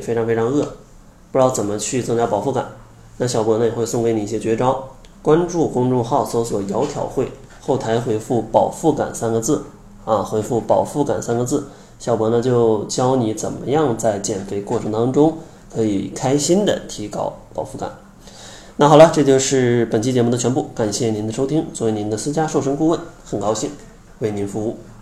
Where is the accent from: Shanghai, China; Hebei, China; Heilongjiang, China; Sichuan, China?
Heilongjiang, China; Harbin; 我是东北人啊，哈尔滨的，小时候吃的口味真的是非常重啊